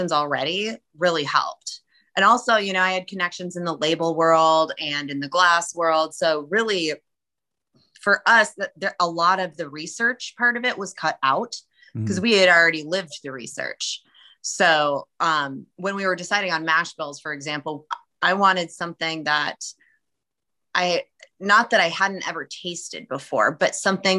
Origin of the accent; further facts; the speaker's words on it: Minnesota, United States; moved away; I'm originally a Minnesotan